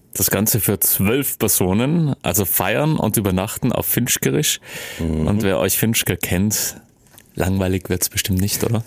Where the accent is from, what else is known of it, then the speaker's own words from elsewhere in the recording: South Tyrol, Trentino-Alto Adige, Italy; wir Südtiroler